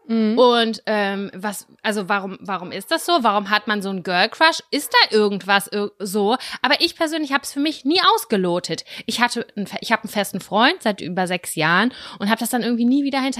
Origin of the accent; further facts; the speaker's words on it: Lübbecke, North Rhine-Westphalia, Germany; Lübbecke, wir kommen beide aus dem gleichen Ort